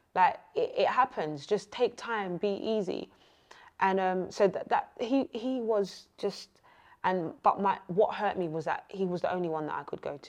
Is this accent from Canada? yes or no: no; Essex, East of England, United Kingdom; I'm not from South. I am from Essex.